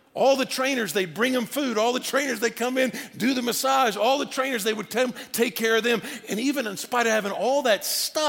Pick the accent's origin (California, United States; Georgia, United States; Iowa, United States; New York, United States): Georgia, United States; Atlanta; moved away; also born or lived in Virginia; I was born in Atlanta, had lived in Virginia